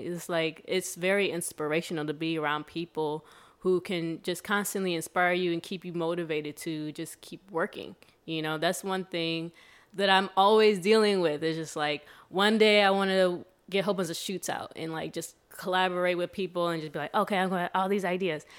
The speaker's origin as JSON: {"language": "English", "town": "Sandusky", "region": "Ohio", "country": "United States", "moved": "yes", "lives_now": "Chicago, United States", "said": "Ohio, Sandusky, Ohio"}